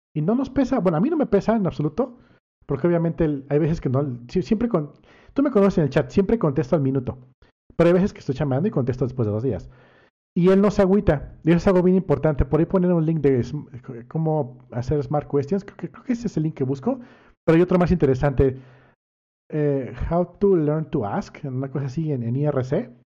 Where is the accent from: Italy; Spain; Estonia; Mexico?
Mexico; Cancún, Quintana Roo; crecí en Cancún